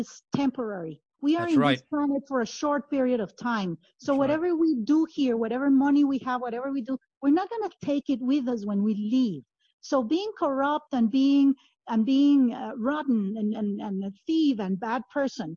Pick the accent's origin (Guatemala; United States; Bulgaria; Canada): Guatemala; moved away; also born or lived in Italy; I moved back to Guatemala from Italy